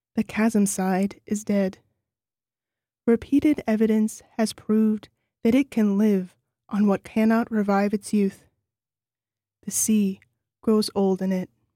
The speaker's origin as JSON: {"language": "English", "town": "New Orleans", "region": "Louisiana", "country": "United States", "tie": "born or raised there", "moved": "as an adult", "lives_now": "Nelson, New Zealand", "said": "I grew up in New Orleans"}